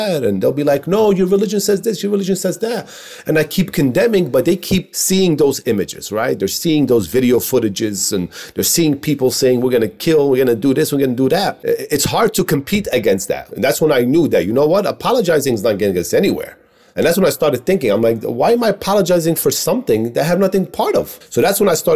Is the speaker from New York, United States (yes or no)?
yes; New York City, New York, United States; when I grew up in Queens was all Bengali community.